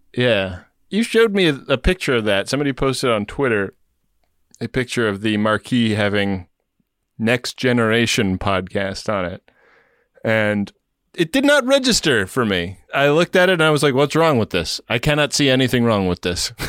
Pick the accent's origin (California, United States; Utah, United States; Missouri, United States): California, United States; Los Angeles; L A, my hometown.